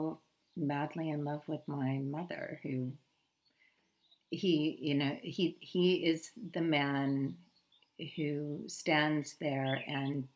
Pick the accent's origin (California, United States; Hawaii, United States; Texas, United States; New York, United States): California, United States; Thousand Oaks; moved away as an adult; also born or lived in Inglewood, California; now in South Africa; I was born in 1971 in Inglewood, California. I was raised basically just north of Los Angeles in a community called Thousand Oaks